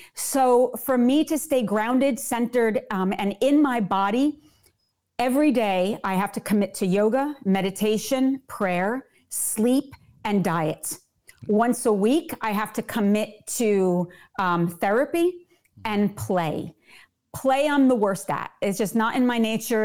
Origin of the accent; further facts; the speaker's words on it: New Jersey, United States; I am born and bred in New Jersey